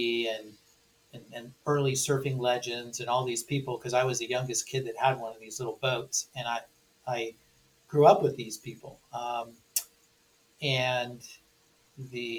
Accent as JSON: {"language": "English", "town": "Newport Beach", "region": "California", "country": "United States", "tie": "born or raised there", "said": "I grew up in Newport Beach, California"}